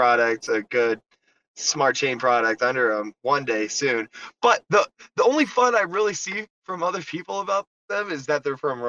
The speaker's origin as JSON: {"language": "English", "country": "United States", "said": "I'm an American"}